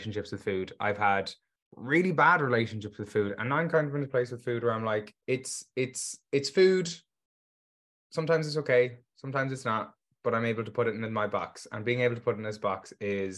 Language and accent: English; Galway, Connacht, Ireland; I'm from Galway, Ireland